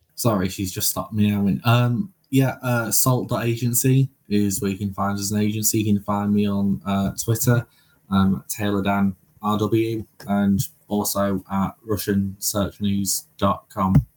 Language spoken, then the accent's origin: English; United Kingdom; we're British